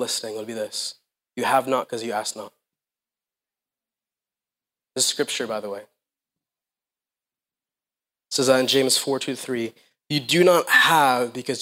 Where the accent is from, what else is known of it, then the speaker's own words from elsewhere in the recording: Philippines; now in United States; I grew up in the Philippines